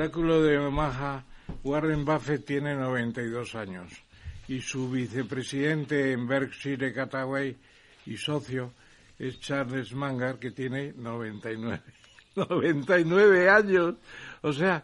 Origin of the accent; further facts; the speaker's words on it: Spain; Y soy el único español que está en el patronato de la casa de Hendel en Londres